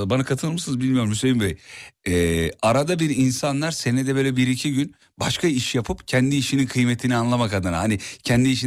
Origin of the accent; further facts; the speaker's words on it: Kütahya, Turkey; doğma büyüme Kütahyalıyım abi.